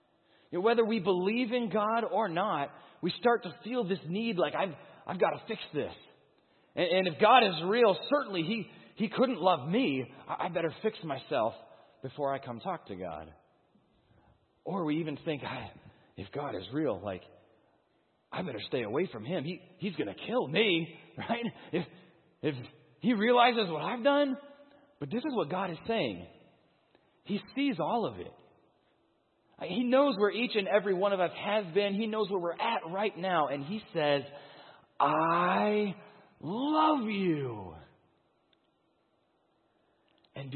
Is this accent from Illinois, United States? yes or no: yes; Chicago, Illinois, United States; I'm from the Chicagoland